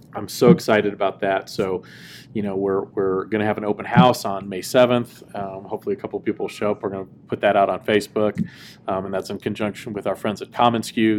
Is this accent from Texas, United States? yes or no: yes; Dallas, Texas, United States; I grew up in Dallas